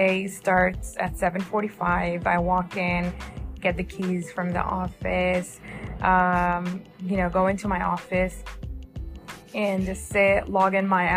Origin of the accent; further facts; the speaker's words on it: New Jersey, United States; I am from New Jersey